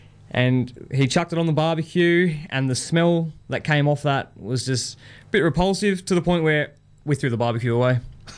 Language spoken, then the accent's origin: English; Barossa, South Australia, Australia; moved away; I'm from Barossa.